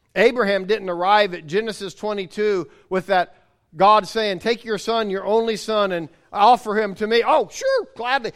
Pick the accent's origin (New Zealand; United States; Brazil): United States; as an American, as being raised in the era that I was raised